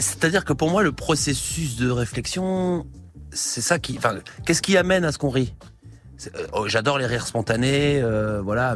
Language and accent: French; Metz, Grand Est, France; also born or lived in Paris; J'ai grandi à Metz